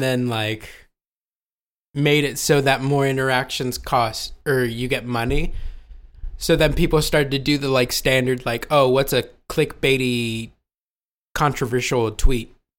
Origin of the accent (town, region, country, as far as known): Ohio, United States